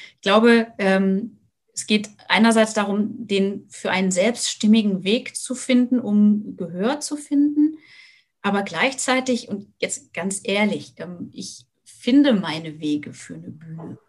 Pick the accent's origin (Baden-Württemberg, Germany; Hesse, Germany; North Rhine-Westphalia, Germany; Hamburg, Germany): Hesse, Germany; now in Lüneburg Heath, Germany; ich komme komm aus Hessen, vor der, ähm, vor der HR3-Hitparade gesessen